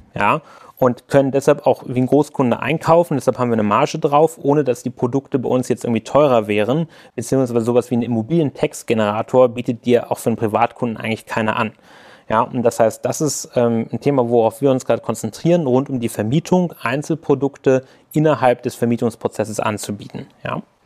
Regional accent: Hanover, Lower Saxony, Germany; ich komme gebürtig aus Hannover

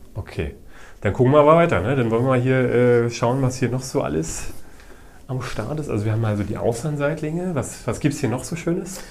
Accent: Uckermark, Brandenburg, Germany; Region in der Uka mag, da bin ich auch aufgewachsen

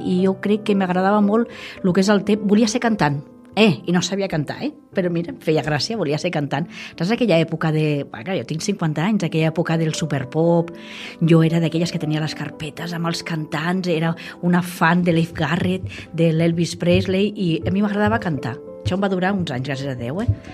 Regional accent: Vilanova i la Geltrú, Catalonia, Spain; now in El Vendrell, Spain; sóc de, del Vendrell, bueno, de Vilanova, però adoptada de, del Vendrell

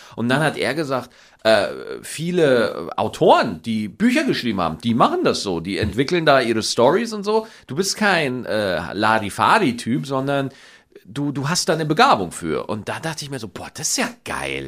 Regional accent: Schwarzach, Bavaria, Germany; accent: Bavarian, mixed with Standard German; moved away; meine Heimat Niederbayer

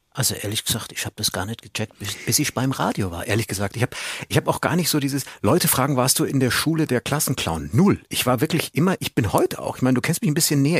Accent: Munich, Bavaria, Germany; Ich bin Münchner

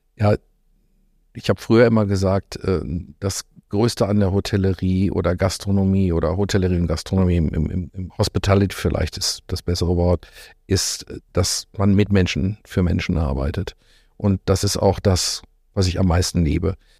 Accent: North Rhine-Westphalia, Germany; moved away as an adult; also born or lived in Lippstadt / Australia; now in Cologne, Germany; als Ostwestfale

